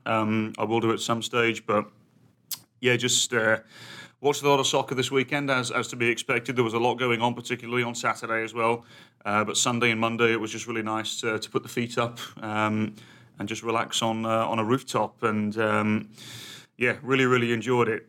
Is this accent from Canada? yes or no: no; United Kingdom; being British